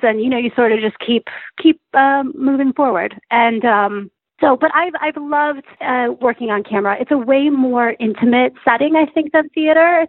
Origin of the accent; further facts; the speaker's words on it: Chelsea, Michigan, United States; I grew up in Chelsea, Michigan, which is actually a very artistic community